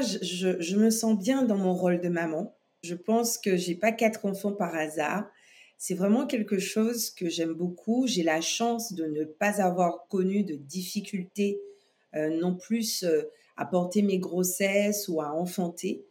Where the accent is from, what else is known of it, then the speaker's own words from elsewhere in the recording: Guadeloupe; je suis née en Guadeloupe